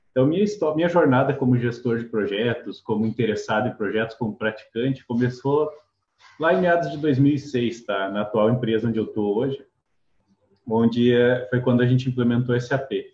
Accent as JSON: {"language": "Portuguese", "region": "Rio Grande do Sul", "country": "Brazil", "moved": "yes", "lives_now": "Curitiba, Brazil", "said": "eu sou gaúcho, eu moro em Curitiba já há mais de 10 anos."}